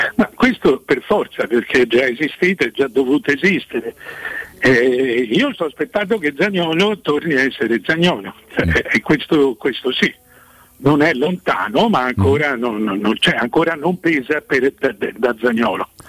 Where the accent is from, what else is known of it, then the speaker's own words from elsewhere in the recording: Florence, Tuscany, Italy; essendo fiorentino